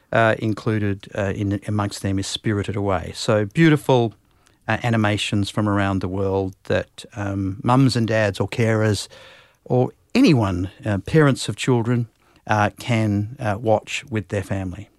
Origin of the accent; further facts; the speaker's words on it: Perth, Western Australia, Australia; also born or lived in Singapore; I'm from Perth